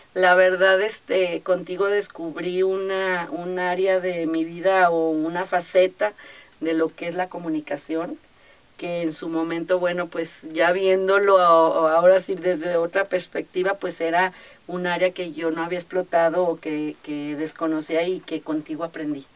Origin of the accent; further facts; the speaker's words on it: Guadalajara, Jalisco, Mexico; also born or lived in Acapulco; nací aquí en Guadalajara y bueno, parte de mi vida em, estuve aquí, pero posteriormente, fíjate que las cosas de la vida, a mi papá le ofrecieron un trabajo y nos fuimos a vivir tres años a Acapulco.